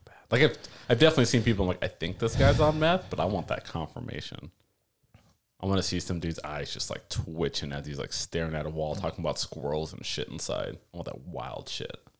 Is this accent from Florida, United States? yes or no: yes; South Florida, United States; moved away; also born or lived in Washington; I'm from South Florida